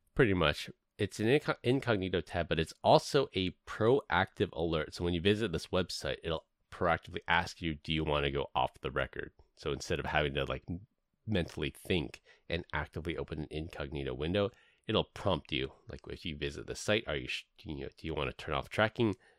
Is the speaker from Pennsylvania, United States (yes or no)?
no; San Francisco, California, United States; moved away; I grew up in San Francisco